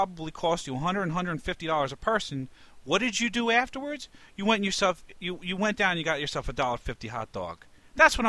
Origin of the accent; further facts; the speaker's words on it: New York, United States; Growing up in New York